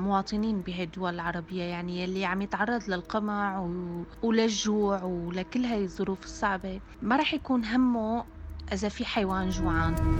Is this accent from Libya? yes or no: no; Syria; moved away; أنا سورية